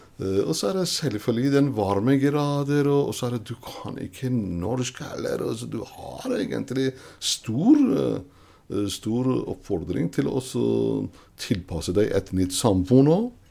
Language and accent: Norwegian; Iran; Norwegian is a second language; moved away as an adult; now in Norway; jeg kommer fra Iran